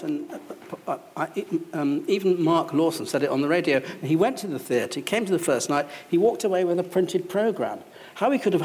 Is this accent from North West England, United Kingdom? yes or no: yes; Salford, North West England, United Kingdom; also born or lived in Welling; I was brought up in Salford.